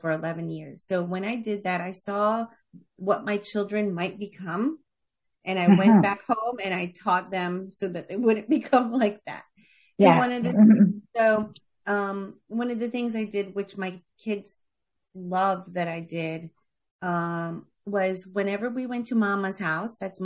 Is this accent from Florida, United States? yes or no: yes; Florida, United States; also born or lived in New York; I was born in New York, raised in Florida